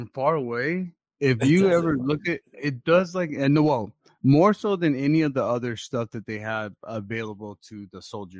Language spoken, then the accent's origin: English; Phoenix, Arizona, United States; I was in my old neighborhood in Maryvale